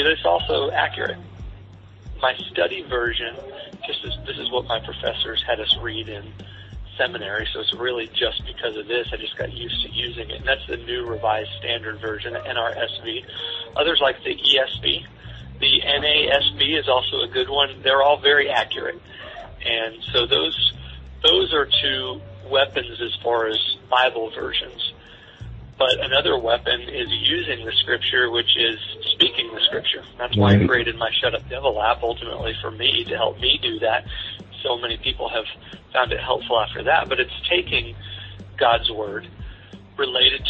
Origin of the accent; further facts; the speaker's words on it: Southern Missouri, United States; I was raised in Southern Missouri